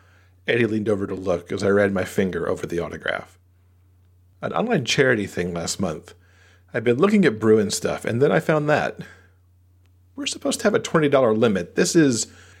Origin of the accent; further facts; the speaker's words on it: Boston, Massachusetts, United States; Mitch often gave me grief about growing up in Boston and being a Red Wings fan